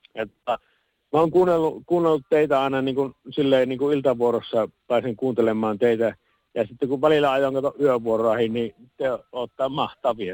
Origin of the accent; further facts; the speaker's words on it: Puolanka, Kainuu, Finland; kyllä minä olen Puolangalta kotoisin ollut